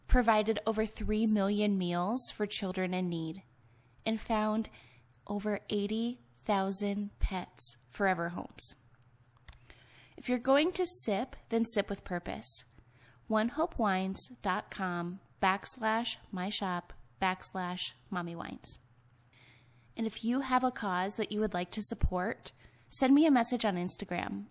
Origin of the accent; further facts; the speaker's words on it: Ohio, United States; moved away as an adult; also born or lived in Salt Lake City, Utah; now in Nevada, United States; I'm from Ohio.